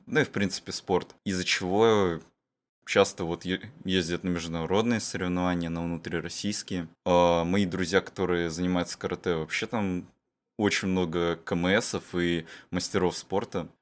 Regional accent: Sakhalin Oblast, Russia; мы всё ещё тут проживаем на Сахалине

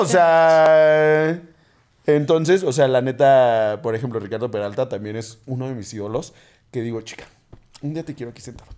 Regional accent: Mexico; crecimos en México

